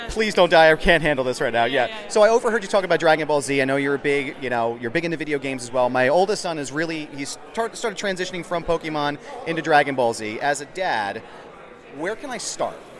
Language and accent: English; Philadelphia, Pennsylvania, United States; I'm from Philadelphia